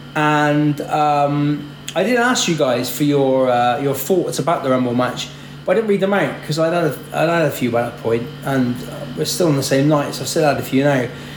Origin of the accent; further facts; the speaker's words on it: Bristol, South West England, United Kingdom; this is …. We're from Bristol.